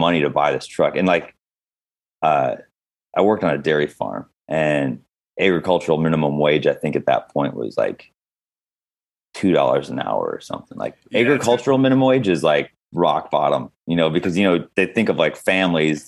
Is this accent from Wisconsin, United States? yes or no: yes; Wisconsin, United States; I grew up in Wisconsin